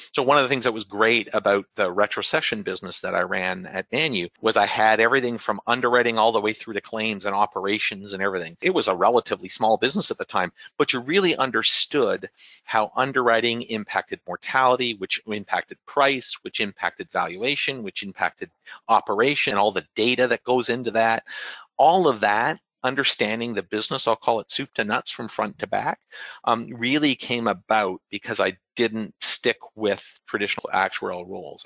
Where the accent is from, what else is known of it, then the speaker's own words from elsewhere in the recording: Canada; moved away as an adult; now in United States; not being from here in the US, but, you know, having sort of the government provided healthcare that we have in Canada